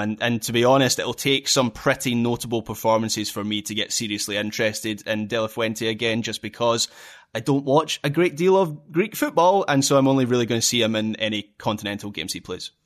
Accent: Scotland, United Kingdom; being a Scot

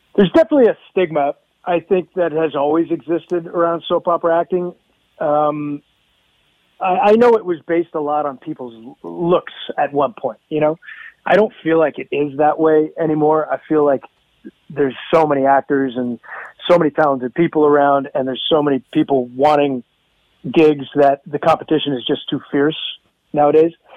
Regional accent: Hamilton, Ontario, Canada; moved away; I uh, miss my hometown

